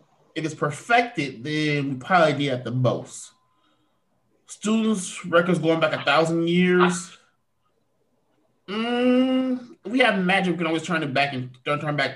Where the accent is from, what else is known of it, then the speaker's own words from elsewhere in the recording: United Kingdom; I'm British